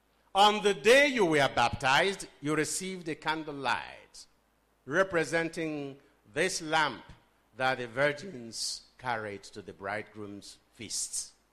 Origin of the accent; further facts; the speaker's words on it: Nigeria; Okay, we are boasting, you are a British and I'm a Nigerian.